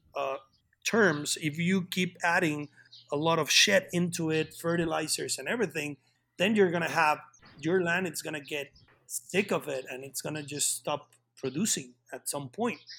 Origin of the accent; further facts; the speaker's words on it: Querétaro, Mexico; I am from Querétaro. I was born and raised here in Querétaro, in Mexico